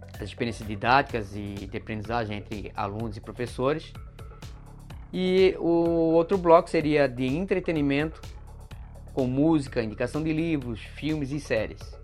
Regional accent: Florianópolis, Santa Catarina, Brazil; Sou de Florianópolis, manezinho da ilha

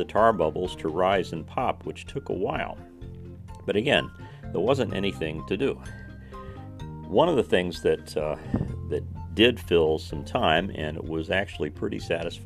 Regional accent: Indiana, United States; Swimming was kind of a difficult thing in Indiana. I mean, it is a largely landlocked state, and in my hometown, there was only one place to swim

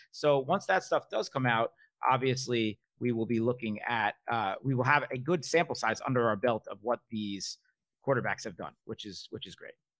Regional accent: New York, United States; I'm a New Yorker

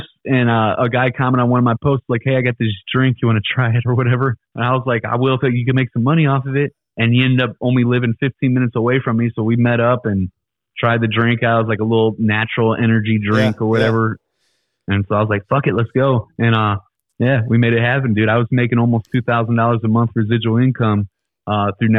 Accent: Ferguson, Missouri, United States; I'm from Ferguson.

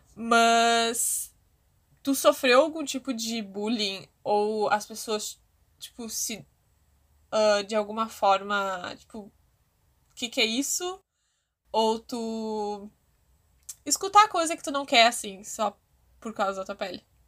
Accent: Guaíba, Rio Grande do Sul, Brazil; eu sou de, do Rio Grande do Sul, perto de Porto Alegre, Guaíba

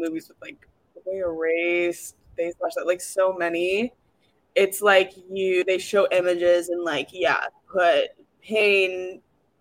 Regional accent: Indiana, United States; I'm from the Midwest, I'm from Indiana

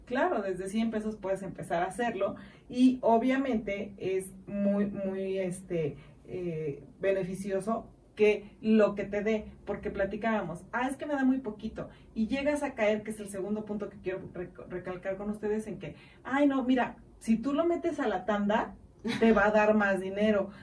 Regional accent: Mexico; como buenos mexicanos y amo ser mexicana

